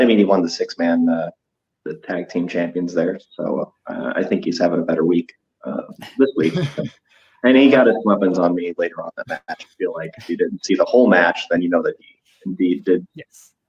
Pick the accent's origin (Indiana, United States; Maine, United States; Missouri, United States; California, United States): Missouri, United States; St. Louis; I'm from St. Louis.